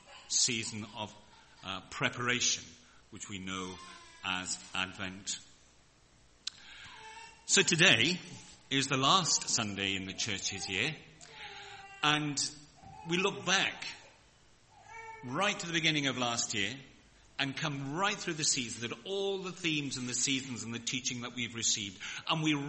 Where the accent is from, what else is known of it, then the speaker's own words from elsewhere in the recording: Wales, United Kingdom; I'm a Welshman